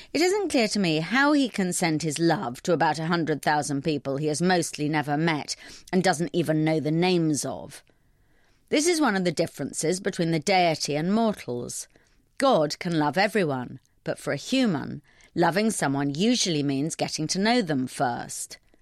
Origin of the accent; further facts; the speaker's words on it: London, United Kingdom; I'm a Londoner